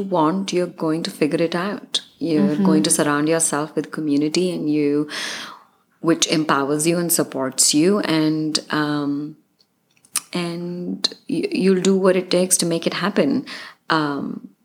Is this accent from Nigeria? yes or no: no; India; moved away as an adult; now in Los Angeles, United States; I'm from India. All our families are in our countries and we're immigrants here.